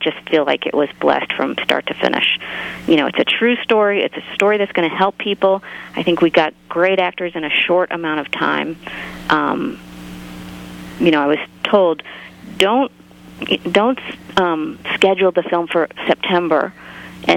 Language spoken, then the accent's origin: English; East Coast, United States; I'm from the East Coast